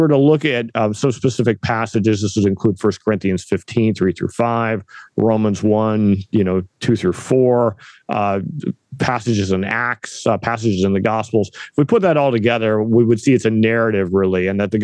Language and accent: English; Northern California, United States; moved away; We're from the West Coast originally, my wife and I both. My wife from Portland, myself from Northern California, but kind of way up in the sticks in the mountains